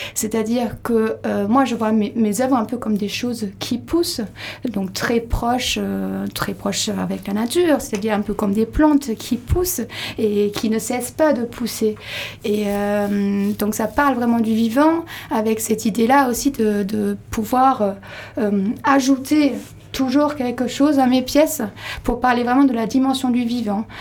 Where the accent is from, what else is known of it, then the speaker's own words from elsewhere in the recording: Labenne, Nouvelle-Aquitaine, France; moi je suis de la Benne, je connais bien le lieu